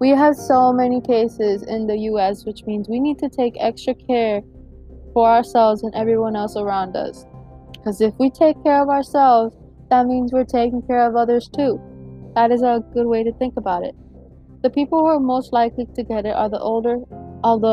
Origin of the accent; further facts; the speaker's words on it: Broward County, Florida, United States; now in Hillsborough County, United States; I was born and raised in Broward County